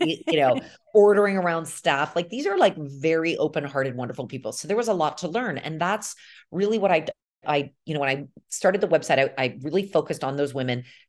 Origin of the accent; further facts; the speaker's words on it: United States; moved away as an adult; now in Milan, Italy; my experience growing up in America